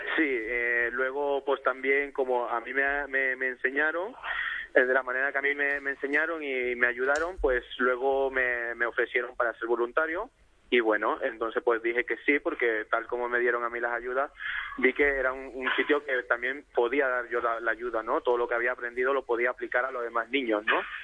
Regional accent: Ecuador; now in Barcelona, Spain; nací en Ecuador

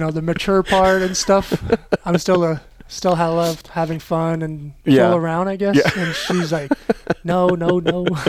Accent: Montreal, Quebec, Canada; first language French; English is a second language; also born or lived in Laval; I'm from Montreal. I was born in Laval and stuff.

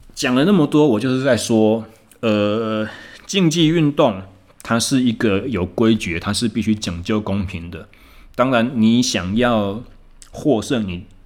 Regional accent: Taichung, Taiwan; 我回到我的故乡台中，我目前在进行重新又回到了自由教练的这个职场

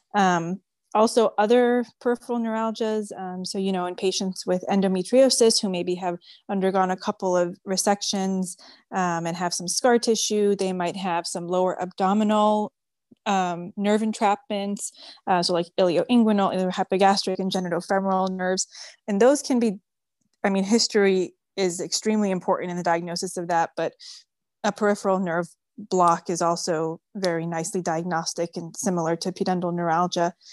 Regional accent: New York City, New York, United States; first language French; English is a second language; moved away as an adult; now in Houston, United States; I was born and raised in New York City

